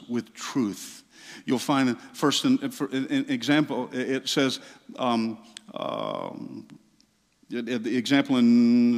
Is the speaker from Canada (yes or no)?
no; Southeast, United States; I grew up in the Southeast in small Pentecostal churches